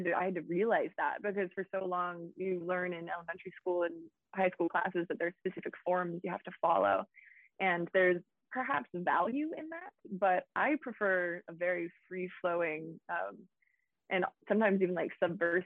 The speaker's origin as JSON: {"language": "English", "town": "Boone", "region": "North Carolina", "country": "United States", "tie": "born or raised there", "said": "I really sort of resented growing up in a small town"}